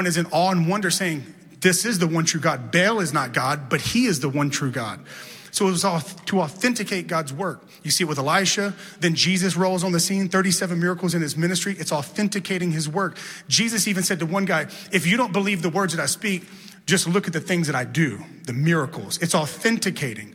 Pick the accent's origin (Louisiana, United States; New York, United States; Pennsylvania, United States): Louisiana, United States; Baton Rouge; I grew up in Baton Rouge, Louisiana